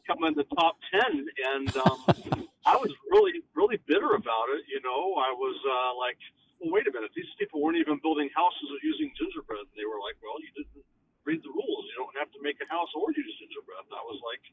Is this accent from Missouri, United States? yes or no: yes; Kansas City, Missouri, United States; moved away as an adult; now in New York City, United States; I grew up there, and that's my hometown